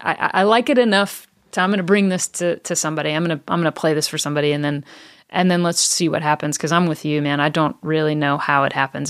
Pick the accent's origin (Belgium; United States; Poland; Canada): United States; the South; now in Franklin, United States; I grew up in the South